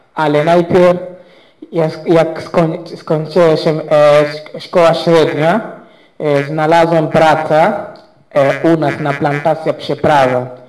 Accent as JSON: {"language": "Polish", "region": "Zanzibar", "country": "Tanzania", "tie": "born or raised there", "second_language": "Polish", "said": "u nas na Zanzibarze"}